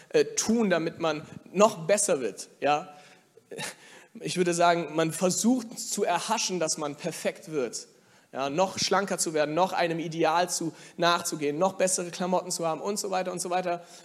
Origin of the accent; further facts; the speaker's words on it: Germany; ich bin ja hier in Deutschland aufgewachsen, auch geboren, der Rest meiner Familie nicht, aber ich bin hier geboren und aufgewachsen